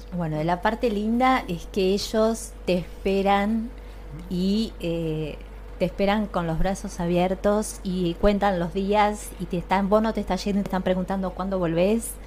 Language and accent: Spanish; Castelar, Buenos Aires Province, Argentina; yo soy de Zona de Castelar